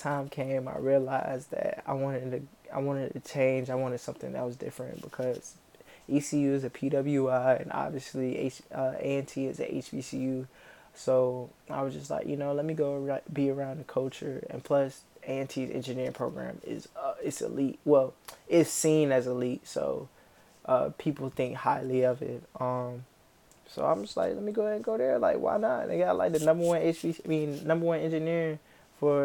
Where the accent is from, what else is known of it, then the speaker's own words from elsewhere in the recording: Camden County, North Carolina, United States; also born or lived in Florence, South Carolina; I grew up in Camden County, North Carolina, which is like northeastern North Carolina.